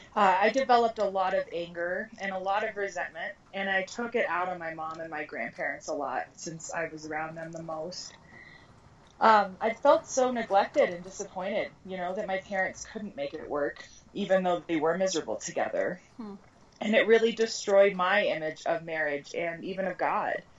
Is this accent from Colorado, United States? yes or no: yes; Colorado, United States; also born or lived in Arizona; I've lived in Colorado since I was a month old, so I consider myself a native